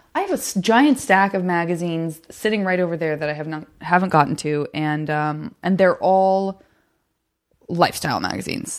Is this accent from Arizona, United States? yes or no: yes; Arizona, United States; moved away as an adult; also born or lived in San Francisco; born and raised in Arizona